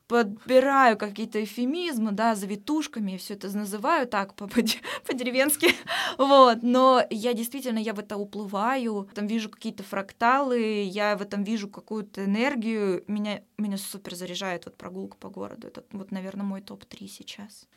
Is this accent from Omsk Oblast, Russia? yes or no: yes; Omsk, Omsk Oblast, Russia; moved away as an adult; now in Saint Petersburg, Russia; в Омске, в моем родном городе